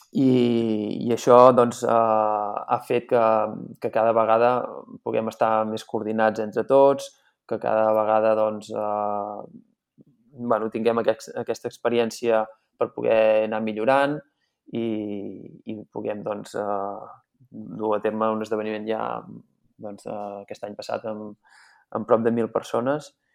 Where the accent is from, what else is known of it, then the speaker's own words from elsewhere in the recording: Santa Eulàlia de Riuprimer, Catalonia, Spain; jo sóc fill de Santa Eulàlia de Riu Primer